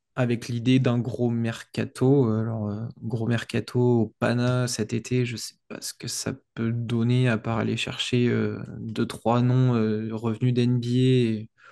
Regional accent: France

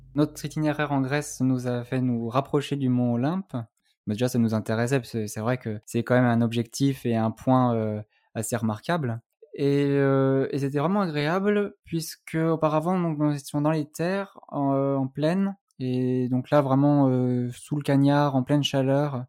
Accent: Annecy, Auvergne-Rhône-Alpes, France; moved away as an adult; also born or lived in Toulouse; je suis originaire de Haute-Savoie, d'Annecy plus précisément

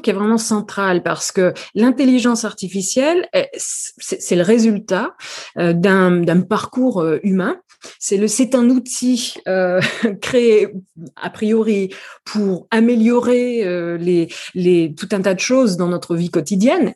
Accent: New Caledonia; also born or lived in France; now in San Francisco, United States; Je ne suis pas née en France, je suis originaire de Nouvelle-Calédonie

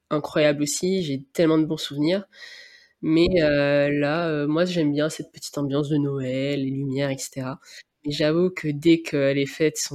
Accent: Réunion, France; c'est le fait que je viens de La Réunion qui est comme ça, c'est assez difficile à savoir.

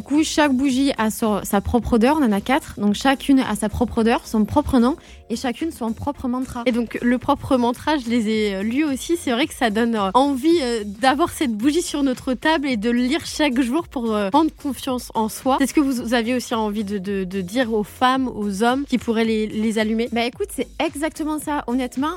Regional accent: the South, Provence-Alpes-Côte d'Azur, France; on vient du Sud, donc pour nous, c'était important de le représenter et on a toujours euh, grandi sur, aussi sur la côte d'Azur

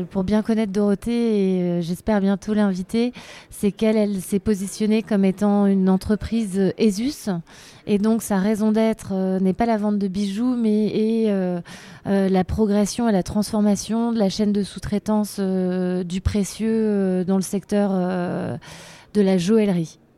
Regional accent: France; je suis française

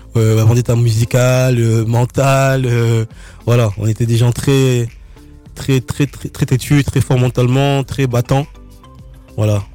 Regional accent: Nice, Provence-Alpes-Côte d'Azur, France; je viens de Nice

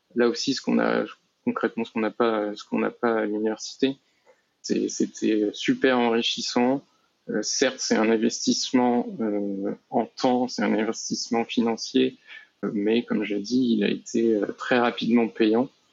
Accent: Nantes, Pays de la Loire, France; moved away as an adult; now in Rennes, France; je suis originaire de Nantes, euh, mais j'habite euh, actuellement à Rennes

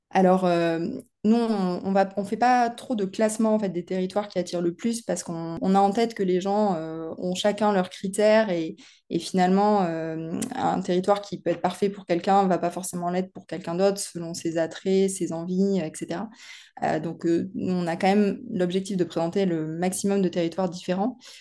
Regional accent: the South-West, south-west France, France; moved away as an adult; also born or lived in Paris; je suis née dans le Sud-Ouest et j'y ai passé la plus grande partie de mon enfance

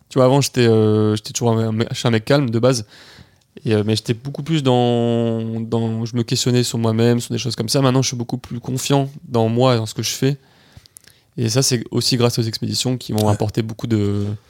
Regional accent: Nice, Provence-Alpes-Côte d'Azur, France; je suis niçois

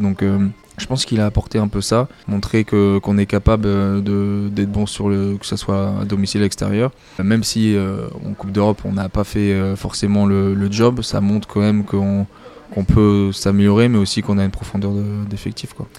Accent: Paris, Île-de-France, France; now in Perpignan, France; je suis né à Paris, euh, je vivais dans Paris

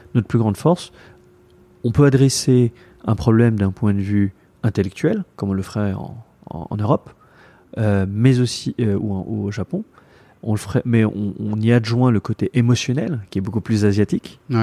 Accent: Paris, Île-de-France, France; moved away as an adult; now in Taipei, Taiwan; je suis né à Paris

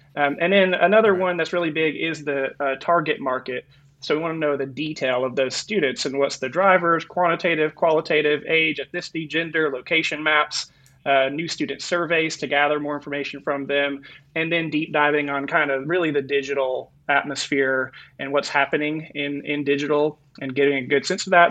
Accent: North Carolina, United States; moved away as an adult; also born or lived in Florida / California; now in Arizona, United States; I'm actually from North Carolina and then went to college in Florida, spent about 10 years in California. And now I'm in Arizona

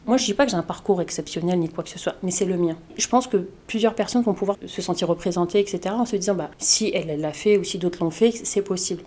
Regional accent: Colombes, Île-de-France, France; Je suis née à Colombes, j'ai grandi à Colombes, donc j'ai un attachement particulier à ma ville

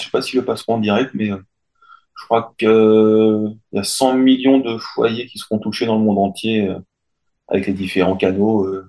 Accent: France; je suis français

